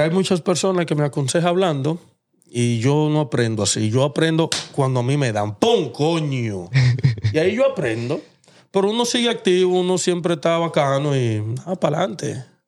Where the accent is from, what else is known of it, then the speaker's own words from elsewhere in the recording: Dominican Republic; yo soy dominicano